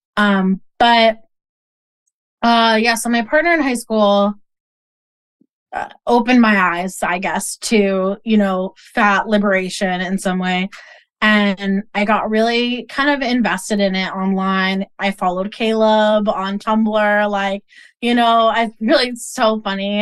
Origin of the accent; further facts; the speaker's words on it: Boston, Massachusetts, United States; I grew up in Boston